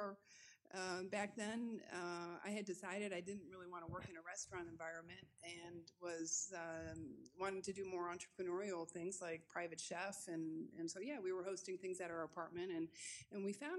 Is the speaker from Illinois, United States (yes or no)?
yes; Chicago, Illinois, United States; moved away as an adult; now in France; I grew up in the Chicago area, the northwest suburbs